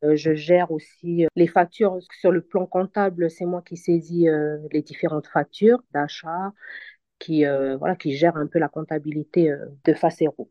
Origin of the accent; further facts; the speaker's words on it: New Caledonia; moved away as an adult; now in France; je suis originaire de la Nouvelle-Calédonie. Donc je suis en France depuis euh, cinq ans déjà